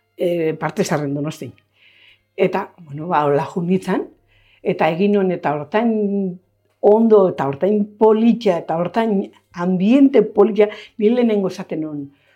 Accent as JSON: {"language": "Basque", "town": "Zumarraga", "region": "Basque Country", "country": "Spain", "tie": "born or raised there", "said": "hartu zuen bera, eskondu zan klienta batekin, eta hor jaio ginen gu"}